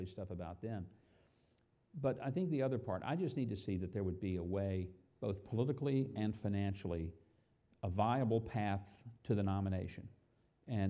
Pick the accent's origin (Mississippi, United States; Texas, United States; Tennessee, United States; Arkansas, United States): Arkansas, United States; South; I'm from South Arkansas